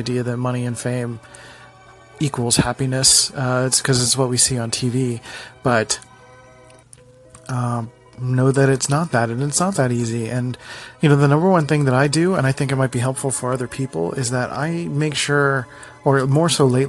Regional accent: Philadelphia, Pennsylvania, United States; I'm from Philly, the city of brotherly love

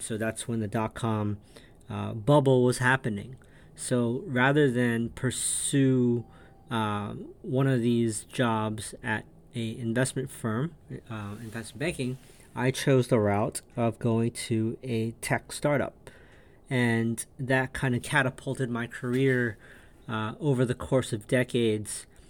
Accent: New York, United States; also born or lived in an Asian country; I grew up in New York, latchkey kid, uh, immigrated from um, an Asian country

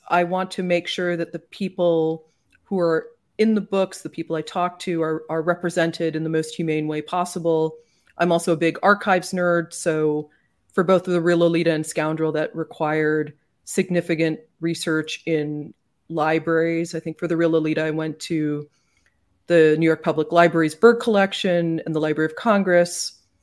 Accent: Canada; now in United States; I'm Canadian, and I feel like that just informs everything about how I look at certain things in America, often with bafflement, and sometimes, I suppose, yes, with a more progressive approach, because Growing up in Canada

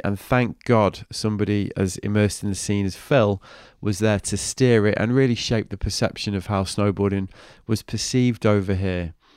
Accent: Manchester, North West England, United Kingdom; me as a white kid growing up in Manchester

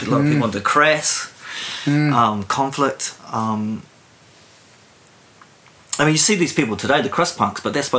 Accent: Stokes Valley, Wellington, New Zealand; also born or lived in Auckland / Gisborne / Hamilton; As a child, we moved around a lot. We lived in Gisborne, we lived in Hamilton. I was born in Auckland. We made it to the Hutt Valley in the mid-70s. My mother came from here.

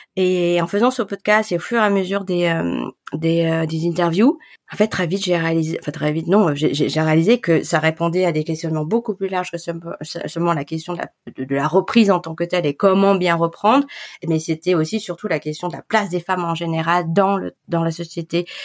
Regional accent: Grenoble, Auvergne-Rhône-Alpes, France; moved away as an adult; also born or lived in Paris; j'ai grandi à Grenoble. Euh, j'ai fait mes études à Grenoble

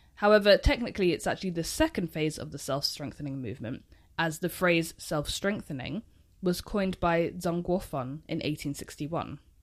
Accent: United Kingdom; even being a British person myself

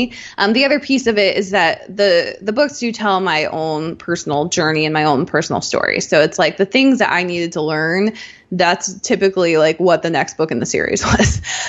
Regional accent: Rhineland-Palatinate, Germany; born there; I was born in Germany at near Ramstein Air Force Base. And we did two different tours there, and, you know, we did some tours in the US. So like I was constantly moving, with my family.

